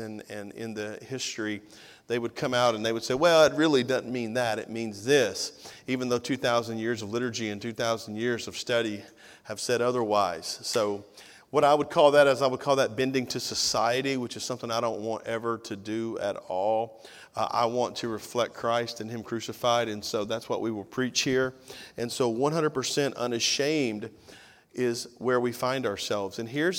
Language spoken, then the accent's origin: English; Tennessee, United States; now in Georgia, United States; I'm a missionary from Tennessee to Georgia, but.